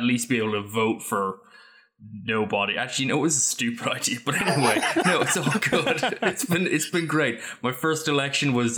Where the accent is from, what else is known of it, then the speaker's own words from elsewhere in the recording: Ireland; now in United States; not only am I Irish